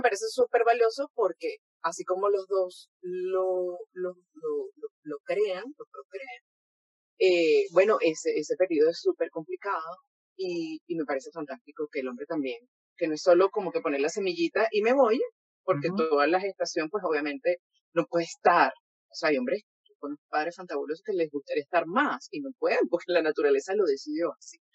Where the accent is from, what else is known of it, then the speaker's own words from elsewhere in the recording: Venezuela; soy venezolana